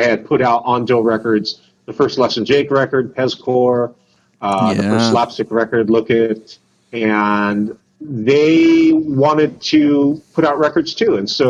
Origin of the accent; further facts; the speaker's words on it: South Korea; born there; In Korea. And I was born in Korea, too.